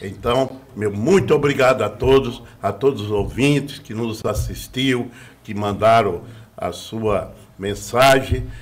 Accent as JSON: {"language": "Portuguese", "region": "Bahia", "country": "Brazil", "moved": "yes", "lives_now": "Osasco, Brazil", "said": "eu sou da Bahia"}